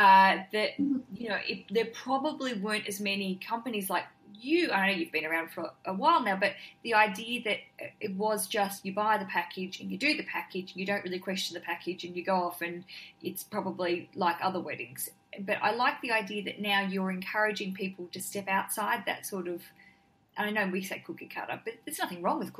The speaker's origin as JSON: {"language": "English", "country": "Australia", "said": "but going there and being really Australian and not getting outside and doing anything"}